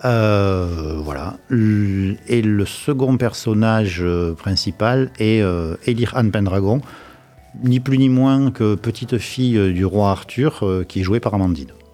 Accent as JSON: {"language": "French", "region": "Provence-Alpes-Côte d'Azur", "country": "France", "accent": "provençal", "said": "j'ai un petit accent provençal quelque part"}